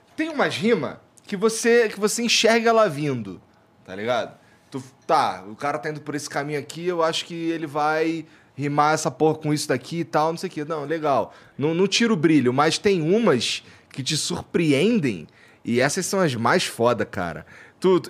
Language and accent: Portuguese; Rio de Janeiro, Brazil; also born or lived in Curitiba; now in São Paulo, Brazil; eu fui criado lá no, no Rocha e no Jacaré ali, morei no Jacaré